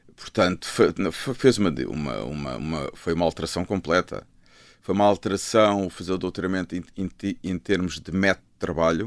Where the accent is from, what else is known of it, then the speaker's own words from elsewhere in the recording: Lisbon, Portugal; also born or lived in Luanda, Angola / Azores / London; now in Malveira da Serra, Portugal; a minha infância foi crescer em Miraflores e Algés e depois no Restelo. Foi isso, sempre vivi em Lisboa